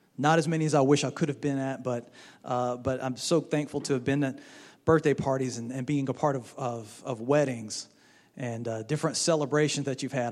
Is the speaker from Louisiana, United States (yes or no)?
yes; Baton Rouge, Louisiana, United States; moved away as an adult; also born or lived in Florida; now in Mississippi, United States; When we were growing up, we grew up in Baton Rouge over there in Louisiana